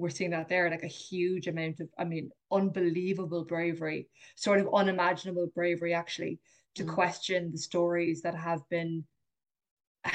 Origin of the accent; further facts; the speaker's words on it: Clonakilty, Munster, Ireland; when I was growing up in Clonakilty